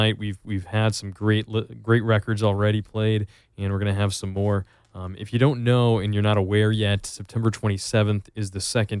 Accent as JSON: {"language": "English", "region": "East Coast", "country": "United States", "moved": "yes", "said": "I'm from the East Coast originally, and moving out here"}